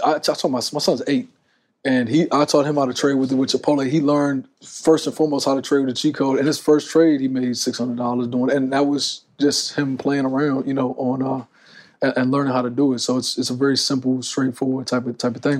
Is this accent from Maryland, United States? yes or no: yes; Maryland, United States; I was born in Maryland